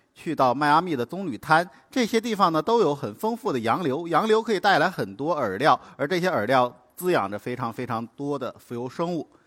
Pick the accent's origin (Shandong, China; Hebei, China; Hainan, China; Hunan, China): Hainan, China; 我是从小在海南生长的